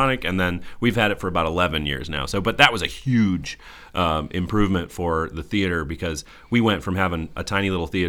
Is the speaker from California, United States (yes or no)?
no; Goshen, Indiana, United States; also born or lived in Chicago; I grew up here in Goshen, so not that far away